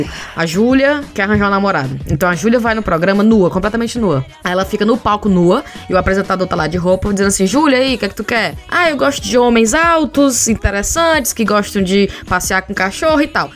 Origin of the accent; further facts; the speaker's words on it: Ceará, Brazil; moved away as an adult; now in England, United Kingdom; somos cinco cearenses que saíram do Ceará e foram morar na Inglaterra